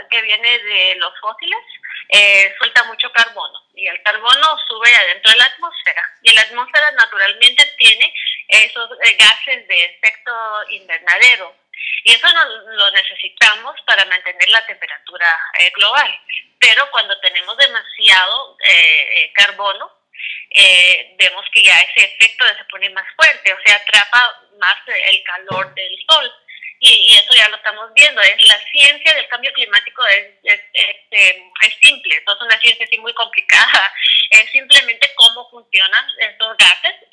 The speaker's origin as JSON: {"language": "Spanish", "region": "Quiché", "country": "Guatemala", "tie": "born or raised there", "said": "yo soy de Guatemala y cuando, era, cuando yo era muy chiquita vivíamos en un lugar que se llama Quiché y era un lugar bello, eh, con mucha naturaleza increíble."}